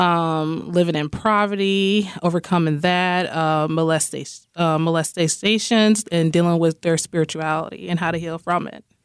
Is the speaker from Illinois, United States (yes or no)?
yes; Rockford, Illinois, United States; I am from Rockford, Illinois. born and raised.